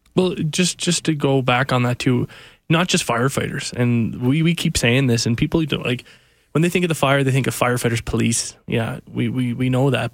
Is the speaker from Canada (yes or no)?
yes; Cape Breton, Nova Scotia, Canada; moved away; I went back to my hometown of Cape Breton